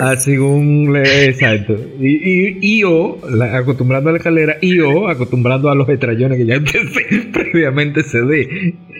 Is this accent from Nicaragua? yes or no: no; Dominican Republic; buen dominicano, que nunca vemos